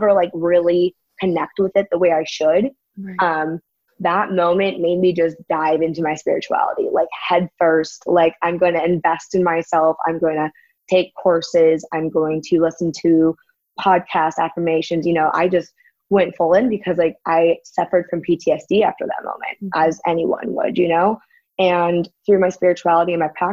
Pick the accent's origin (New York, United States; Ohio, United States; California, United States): California, United States; San Diego; moved away as an adult; now in Brawley, United States; I'm from San Diego, but we live in Brawley now